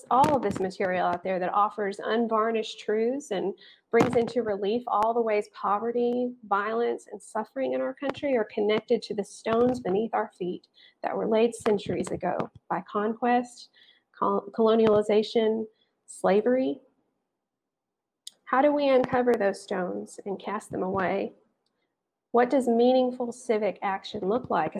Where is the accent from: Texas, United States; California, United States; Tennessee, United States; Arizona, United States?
Tennessee, United States; Athens; Here in Athens, we call ourselves the Friendly City